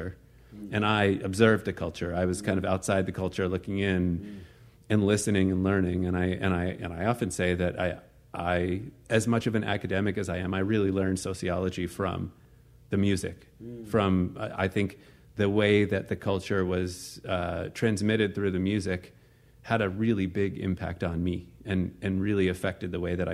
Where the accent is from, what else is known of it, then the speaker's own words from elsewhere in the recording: Potomac, Maryland, United States; I was born and raised in the suburbs of D.C. Grew up in an upper middle class family